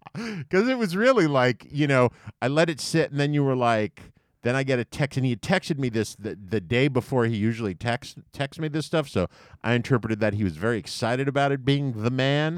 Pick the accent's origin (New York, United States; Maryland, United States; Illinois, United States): New York, United States; I grew up in New York, and for my whole life, New York was always just called the city.